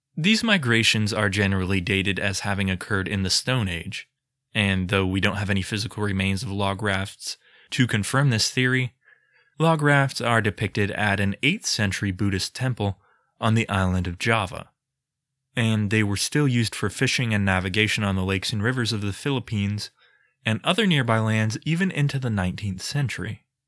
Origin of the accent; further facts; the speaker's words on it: United States; I'm too American for comfort